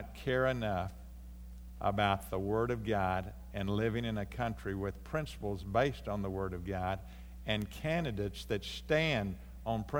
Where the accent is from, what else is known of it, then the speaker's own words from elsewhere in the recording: United States; from the United States